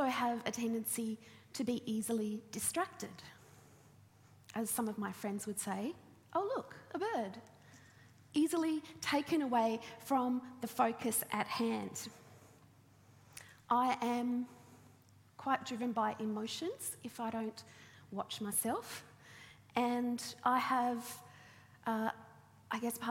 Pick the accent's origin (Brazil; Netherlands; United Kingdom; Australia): Australia; Launceston, Tasmania; I grew up in Launceston